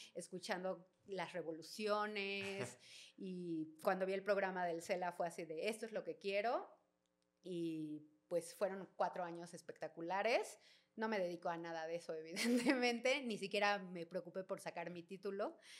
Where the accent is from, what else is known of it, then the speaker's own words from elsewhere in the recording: Mexico City, Mexico; soy de aquí de Ciudad de México, eh, oriunda de Santa María la Ribera